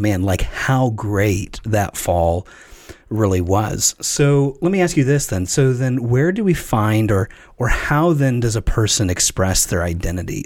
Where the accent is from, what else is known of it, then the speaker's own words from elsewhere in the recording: Chattanooga, Tennessee, United States; moved away; also born or lived in Virginia; I grew up in Chattanooga, Tennessee, which was also, I thought, true South